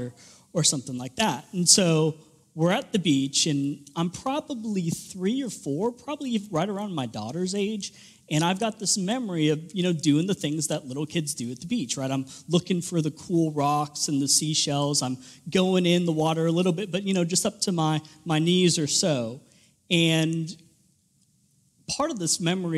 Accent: Southern California, United States; moved away; I grew up in Southern California, about 20 minutes from the beach

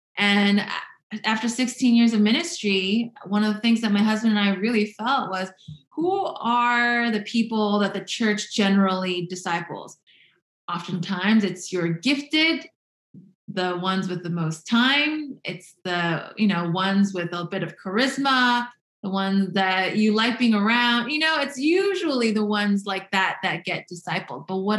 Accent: New Jersey, United States; So I am from New Jersey, the New York City metropolitan area.

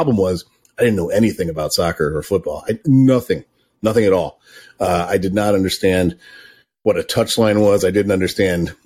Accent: Chicago, Illinois, United States; moved away as an adult; now in Vermont, United States; I grew up in the Chicago suburbs

